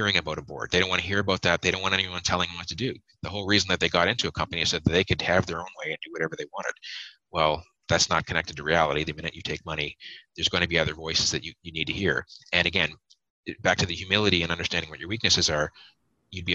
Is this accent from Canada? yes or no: yes; Canada; as Canadian investors